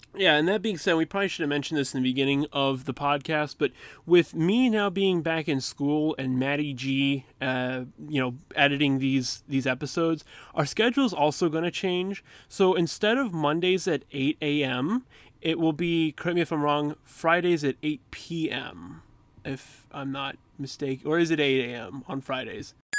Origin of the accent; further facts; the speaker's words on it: Dallas, Texas, United States; I was born in Texas around the Dallas area. And therefore, you know, gotta support my hometown